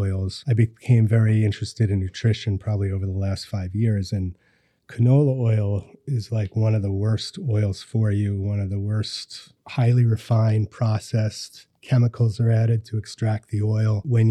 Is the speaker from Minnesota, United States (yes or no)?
no; Hawthorne, New York, United States; also born or lived in Yonkers; So I grew up in Westchester County. I was born in Yonkers. I grew up in Hawthorne, Mount Pleasant area.